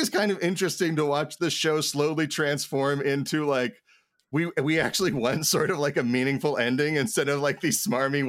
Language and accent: English; Indianapolis, Indiana, United States; I grew up on the south side of Indianapolis.